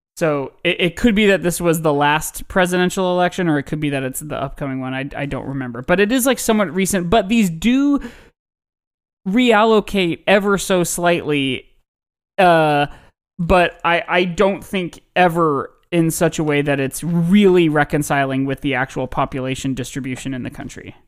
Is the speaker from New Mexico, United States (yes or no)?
no; Indiana, United States; my home state of Indiana